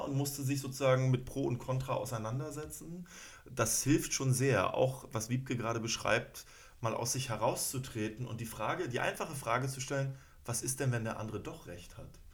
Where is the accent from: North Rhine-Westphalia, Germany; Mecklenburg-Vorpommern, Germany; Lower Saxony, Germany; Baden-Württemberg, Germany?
Mecklenburg-Vorpommern, Germany; Schwerin; now in Berlin, Germany; ich komme aus Schwerin